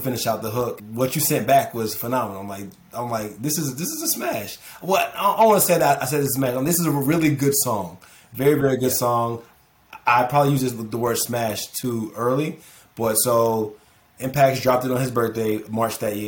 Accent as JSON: {"language": "English", "town": "Orlando", "region": "Florida", "country": "United States", "said": "I'm from Orlando"}